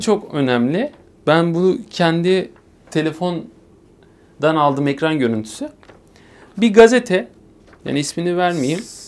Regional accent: Eskişehir, Turkey; 3 Haziran 1996 Eskişehir doğumluyum.

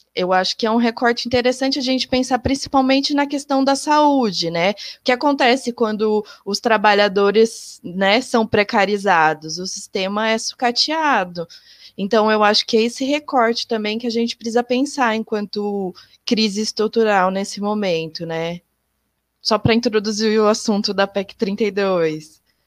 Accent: interior of São Paulo state, Brazil; eu sou aqui do interior do estado de São Paulo

